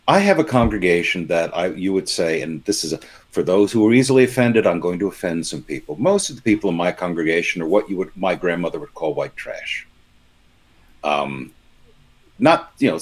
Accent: Palm Beach, Florida, United States; I grew up in Palm Beach, Florida

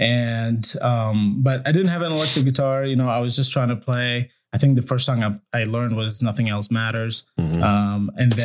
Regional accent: Syria; also born or lived in Iraq; I was born in Iraq, and then when the first war happened with the U.S., my family kind of like, okay, we got to get out of here. And we traveled around a little bit, but then we landed in Syria, and that's where I went to school

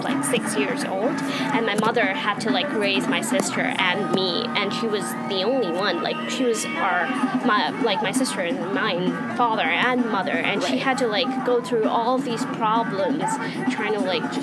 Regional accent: India; moved away as an adult; now in United States; I'm originally from India, and I live in the States now

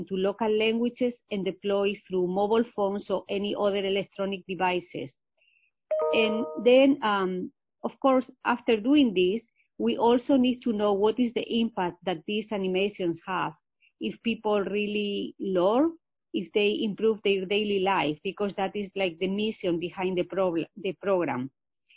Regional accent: Spain; English is a second language; moved away as an adult; also born or lived in Illinois, United States / Michigan, United States; now in United States; I am originally from Spain. I come from a rural area, a small village in Spain, but I have been here in the U.S. for many years. I came here to learn English, and I learned English when I was 28 years old.

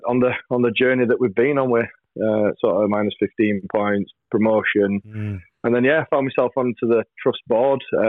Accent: Barnsley, Yorkshire and the Humber, United Kingdom; Barnsley, my hometown

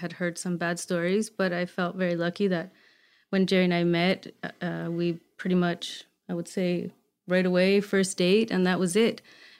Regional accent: Canada; But I always knew I wanted to come back to Canada, being Canadian, and my children as well, having their Canadian birthright.

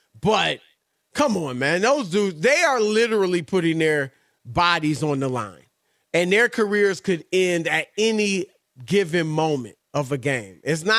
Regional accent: Cleveland, Ohio, United States; That's all we got to say in Cleveland. That's right. You know I'm from Cleveland.

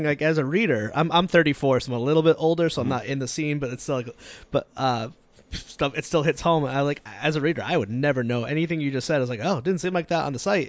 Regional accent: Connecticut, United States; moved away as an adult; now in Rhode Island, United States; I'm from Connecticut. I grew up. I live in mm-hmm. Rhode Island, but like I grew up in the scene.

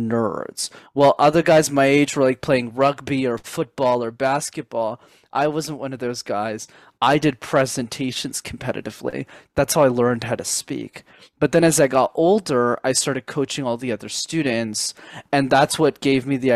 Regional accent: Montreal, Quebec, Canada; I grew up in Montreal, Canada, where I'm based.

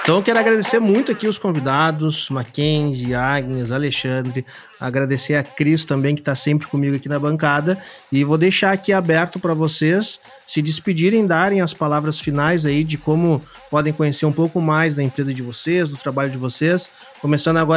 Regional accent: Mato Grosso do Sul, Brazil; now in Rio Grande do Sul, Brazil

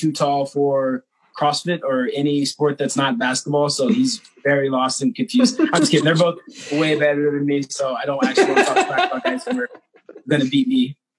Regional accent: Kansas City, United States; I'm from Kansas City originally.

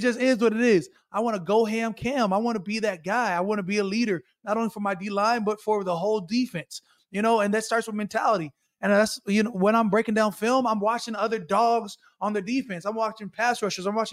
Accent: Arizona, United States; also born or lived in Minnesota; I'm really from Arizona. Like, I was born in Minnesota, but I left when I was four.

